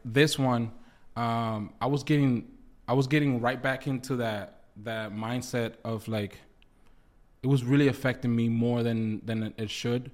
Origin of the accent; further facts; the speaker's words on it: United States; first language Spanish; English is a second language; I grew up in the U S, so, like, even though Spanish is my first language